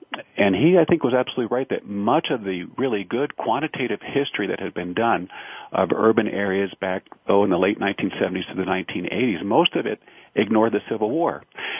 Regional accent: Chicago, Illinois, United States; also born or lived in Madison, Wisconsin; I grew up in Chicago and ended up going to high school in Chicago and to college in the Chicago area and went to graduate school at the University of Wisconsin in Madison.

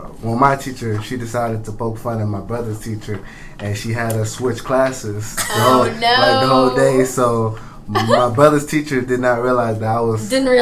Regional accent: Houston, Texas, United States; Houston, Texas. I was born on an A-leaf.

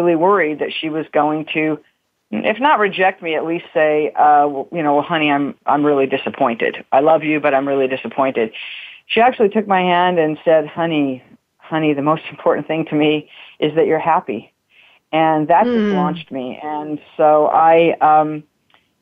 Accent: Utah, United States; moved away; growing up in Utah, which is overwhelmingly white

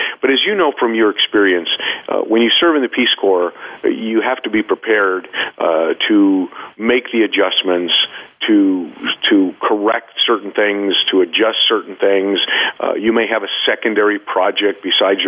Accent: United States; I'm from the United States. I'm an American

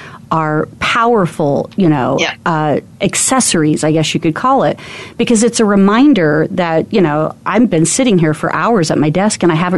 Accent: Arizona, United States; I'm from Arizona

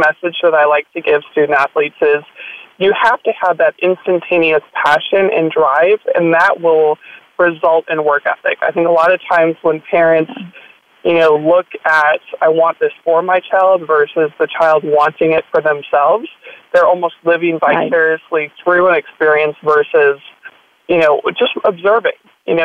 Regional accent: Minnesota, United States; I grew up in Minnesota, and I attended a private school in Minneapolis, Minnesota

